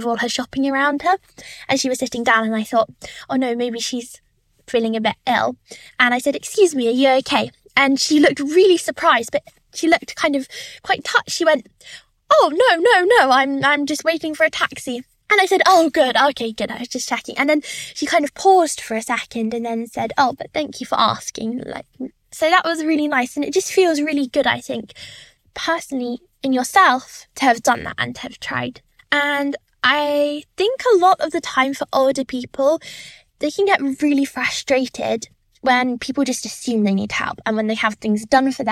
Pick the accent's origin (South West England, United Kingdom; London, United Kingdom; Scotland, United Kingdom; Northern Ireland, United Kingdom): London, United Kingdom; I'm 17 years old and I'm from London